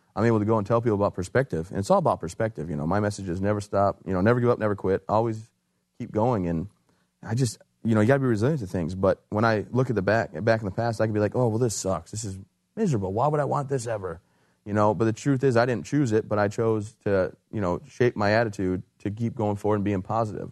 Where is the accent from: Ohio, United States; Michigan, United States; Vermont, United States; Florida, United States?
Michigan, United States; moved away as an adult; also born or lived in Fort Bragg, North Carolina; I'm from Michigan originally